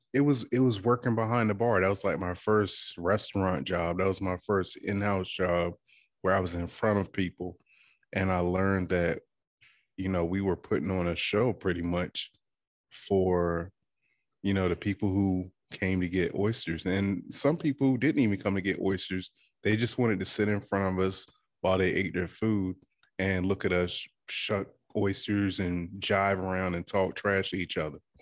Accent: Withams, Virginia, United States; moved away; I am from the Eastern Shore of Virginia, um, small town called Witham's

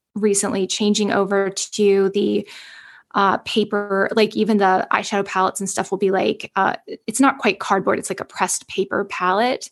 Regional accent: the South, United States; I'm from the South.

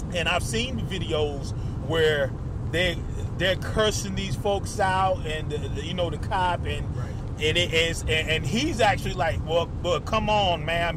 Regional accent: United States; we are American citizens, born and raised

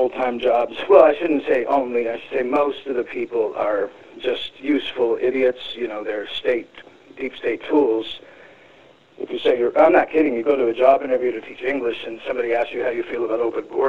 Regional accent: California, United States; moved away as an adult; now in Arizona, United States; I moved to Arizona and 2008. I'm from California

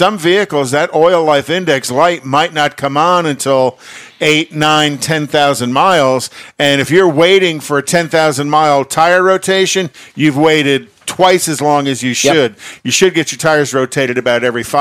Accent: New York, United States; I'm a New Yorker

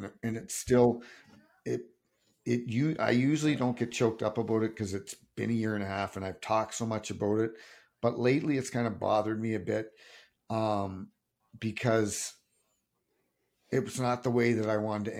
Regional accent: Sault Ste. Marie, Ontario, Canada; him and I came up together from Sault Ste. Marie.

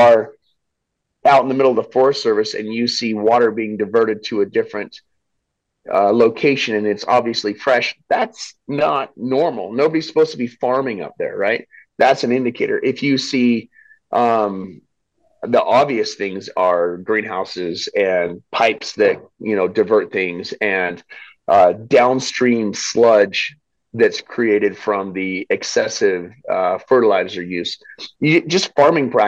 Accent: Southeastern Idaho, United States; I grew up in Southeastern Idaho

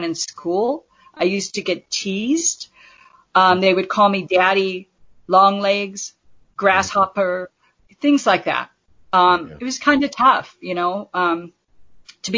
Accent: Southern California, United States; born and raised in California

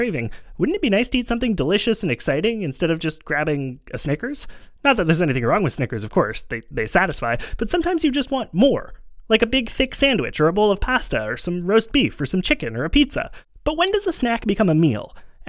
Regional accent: Montreal, Quebec, Canada; in my hometown of Montreal, a dépanneur.

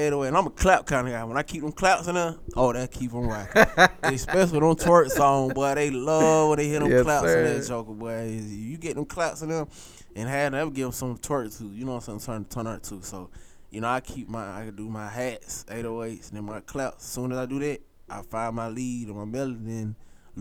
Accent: Atlanta, Georgia, United States; I'm a true ATLian. You know what I'm saying? I was born on Northside Hospital

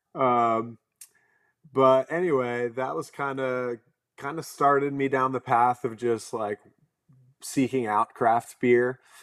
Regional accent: right outside of Philadelphia, Pennsylvania, United States; I grew up in Pennsylvania, like, right outside of Philly

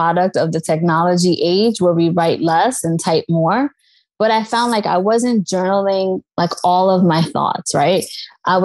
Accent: New York, United States; I'm from New York

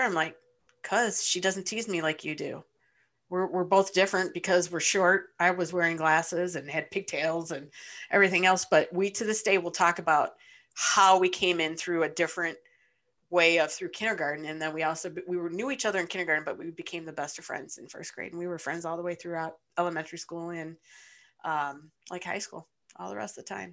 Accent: Ypsilanti, Michigan, United States; I grew up in Ypsilanti, Michigan

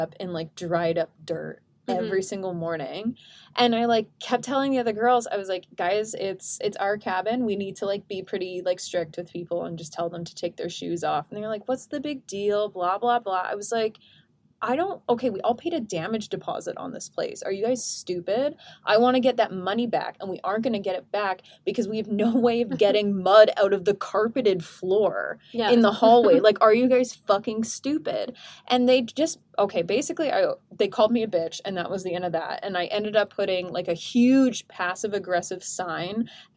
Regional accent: Canada; we're Canadian

